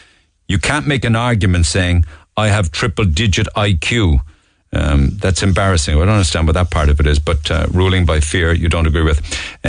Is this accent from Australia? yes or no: no; Bantry, Munster, Ireland; I never thought this could happen, and especially in my hometown of Bantry.